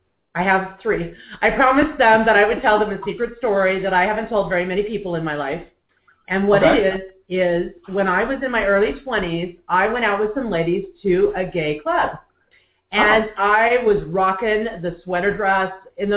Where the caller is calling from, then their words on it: Seattle, Washington, United States; Now I'm coming from Seattle, the home of the championship Seahawks.